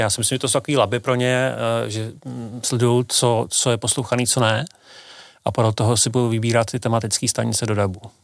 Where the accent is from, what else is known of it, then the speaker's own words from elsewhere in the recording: Pardubice, Pardubice Region, Czechia; v Pardubicích, odkud pocházím